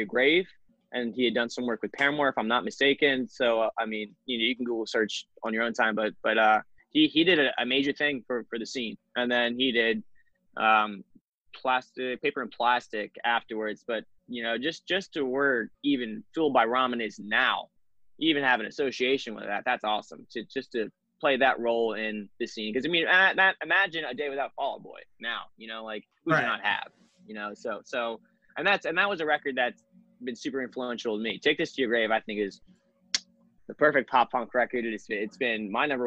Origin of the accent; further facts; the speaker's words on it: Salem County, New Jersey, United States; I'm from down. I'm basically Delaware, like Salem County